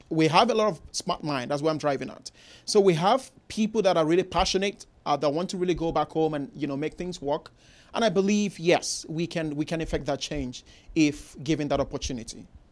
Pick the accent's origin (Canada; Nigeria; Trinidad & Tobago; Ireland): Nigeria; moved away as an adult; now in Houston, United States; growing up in Nigeria, country in Africa, the western part of Africa